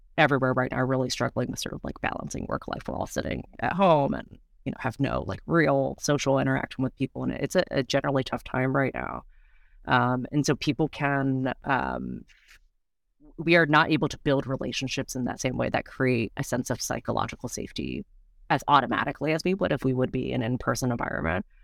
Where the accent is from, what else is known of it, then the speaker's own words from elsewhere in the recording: United States; I was born here in the States. My parents are both, um, from Taiwan